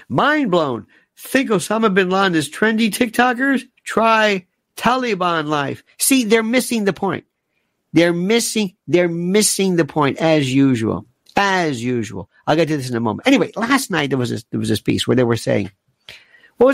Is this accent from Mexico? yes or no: no; United States; Because remember, I'm an American. I care about America.